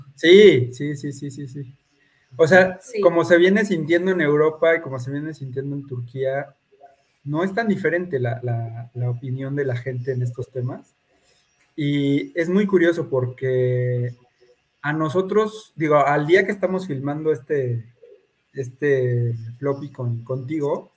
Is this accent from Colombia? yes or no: no; Mexico; como mexicanos